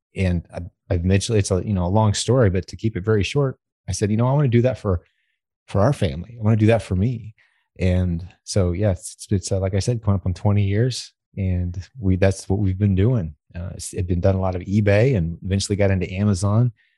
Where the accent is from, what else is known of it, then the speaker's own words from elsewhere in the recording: United States; as an American